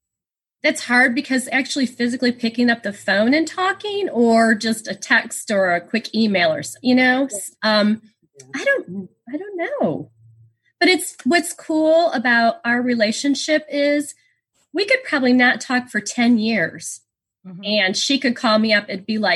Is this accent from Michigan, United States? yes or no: yes; Michigan, United States; moved away as an adult; now in Texas, United States; I stayed in Michigan. I was from Michigan originally.